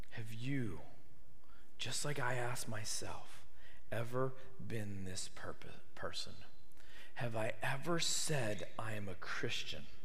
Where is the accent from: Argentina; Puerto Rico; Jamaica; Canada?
Canada; now in Tuscaloosa, United States; me growing up in Canada